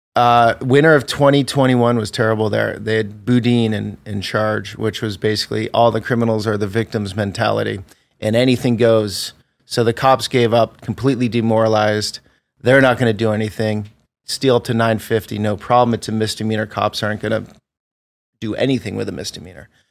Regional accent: Vermont, United States; moved away; I grew up in Vermont

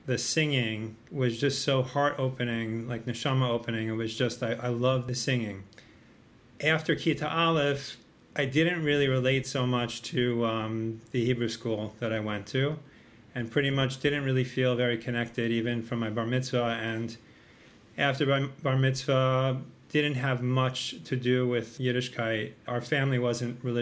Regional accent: Long Island, New York, United States; I grew up in Long Island in New York

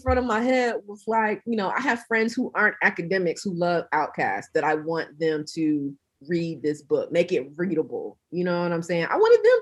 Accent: South Georgia, United States; I'm from Georgia. I'm from South Georgia

